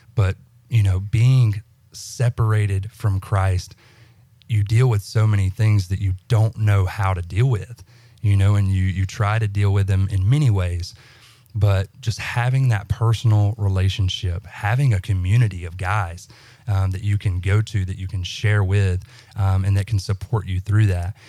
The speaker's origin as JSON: {"language": "English", "region": "central Alabama", "country": "United States", "moved": "as an adult", "said": "I'm from Alabama, so central Alabama, Bama boy."}